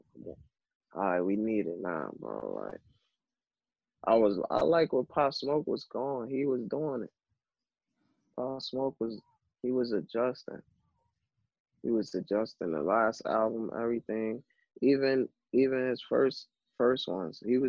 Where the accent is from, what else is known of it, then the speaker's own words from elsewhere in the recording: New York City, New York, United States; I'm coming from Brooklyn.